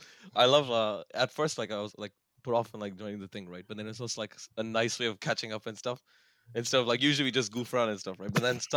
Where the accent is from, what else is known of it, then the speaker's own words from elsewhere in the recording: Sri Lanka; moved away; also born or lived in Bahrain / UAE; I'm originally from Sri Lanka, but then I lived 2 years in Bahrain and then like 9 years here and then like 10, 11 years here.